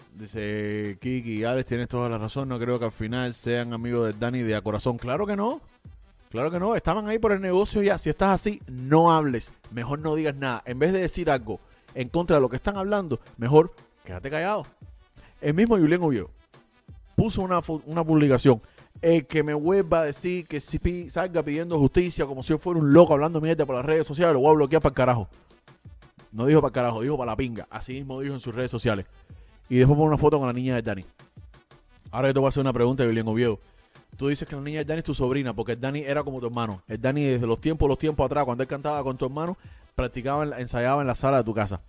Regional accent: Cuba; moved away; los cubanos que nos fuimos de Cuba

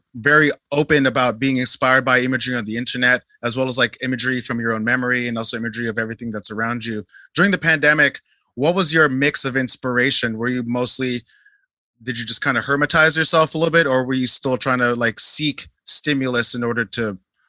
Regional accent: Philippines; And also, I'm Filipino and you're South Korean, but I think there's a very uniquely Asian approach to excellence.

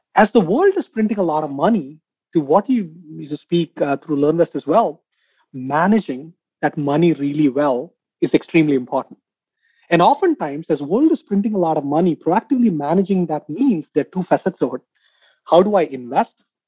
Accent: India; I come from India

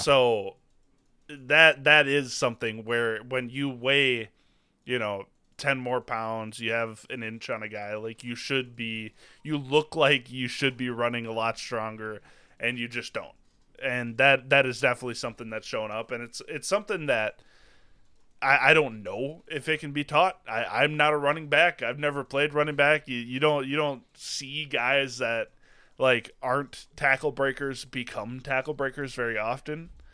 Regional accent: Wisconsin, United States; born and raised in Wisconsin

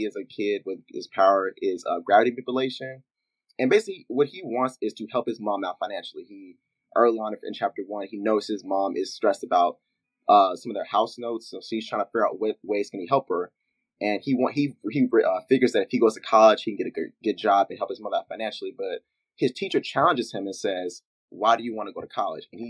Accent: Memphis, Tennessee, United States; my hometown, Memphis

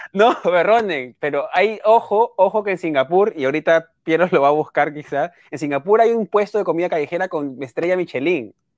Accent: Peru; yo soy peruano

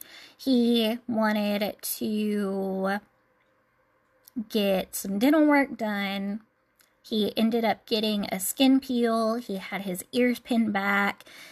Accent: Tennessee, United States; Despite being born and raised in Tennessee and spending a lot of time in Nashville, I am not your typical Southern Belle country girl

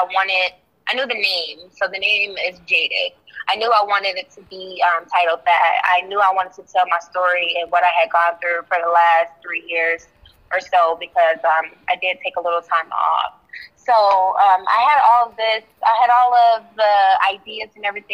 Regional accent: Charlotte, North Carolina, United States; also born or lived in Pennsylvania; now in Atlanta, United States; I lived in Charlotte. That's where I say that I'm from because I went to middle school and high school there

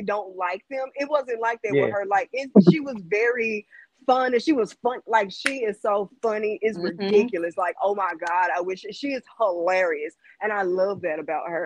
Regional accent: Jackson, Mississippi, United States; Jackson, Mississippi

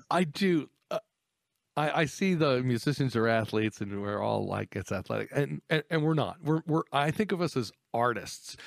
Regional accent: Texas, United States; I grew up in Texas in a highly competitive atmosphere.

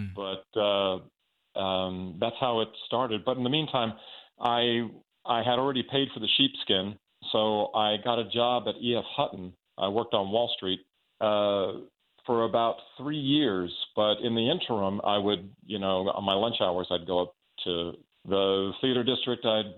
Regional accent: Long Island, New York, United States; I grew up on Long Island, New York, and I never had any aspirations of theater as a career.

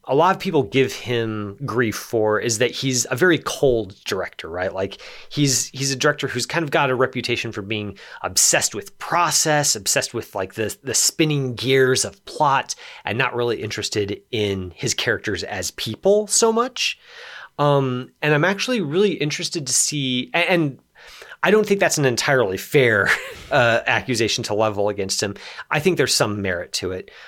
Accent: Los Alamos, New Mexico, United States; I grew up in Los Alamos.

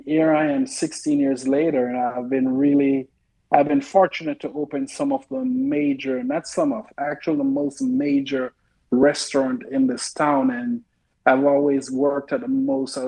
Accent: Jamaica; now in Oklahoma City, United States; I grew up in Jamaica

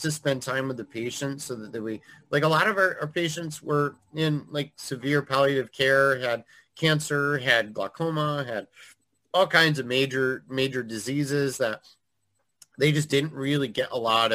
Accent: Eastern Connecticut, United States; I grew up in Eastern Connecticut

